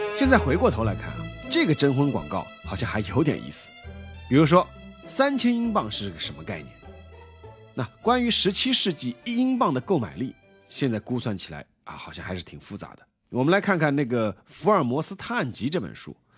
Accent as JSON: {"language": "Chinese", "country": "China", "said": "我们都是中国人"}